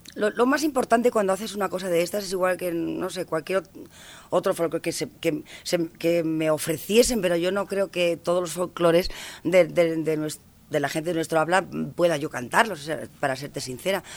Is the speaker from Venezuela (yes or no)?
no; Spain; el folclore de mi tierra